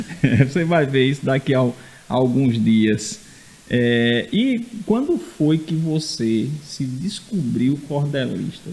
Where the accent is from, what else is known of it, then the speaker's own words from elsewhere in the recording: Rio Tinto, Paraíba, Brazil; now in João Pessoa, Brazil; Se bem que eu não sou de João Pessoa também, eu sou de Rio Tinto, eu também sou é. um migrante